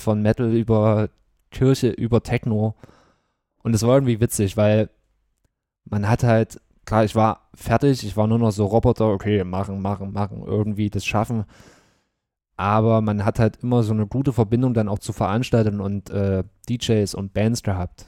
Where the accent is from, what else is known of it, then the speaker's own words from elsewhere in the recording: Bad Klosterlausnitz, Thuringia, Germany; also born or lived in Gera; Und dann sind meine Eltern mit mir natürlich nach Bad Klosterlausitz Bad Klosterlausnitz gezogen